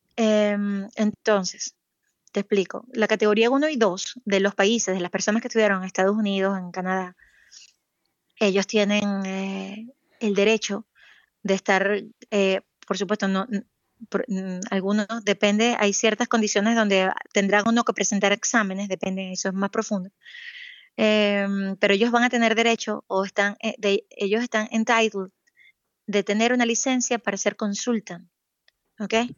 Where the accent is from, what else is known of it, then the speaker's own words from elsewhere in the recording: Venezuela; moved away as an adult; also born or lived in Caracas, Venezuela; now in Saudi Arabia; yo soy venezolana